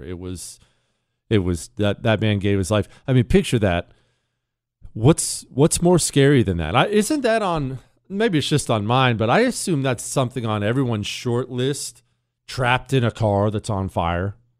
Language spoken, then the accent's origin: English; Montana, United States; where I grew up in Montana